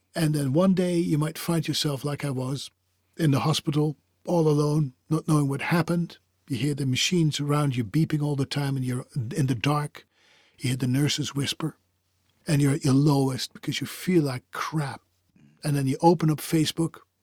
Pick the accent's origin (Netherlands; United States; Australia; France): Netherlands; I come from the Europe, specifically the Netherlands. I speak different languages.